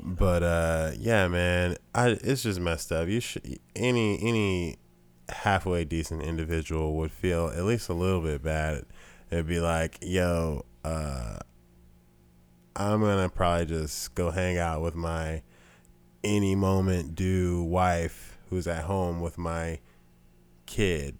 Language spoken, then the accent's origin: English; the South, United States; we're two dudes from the South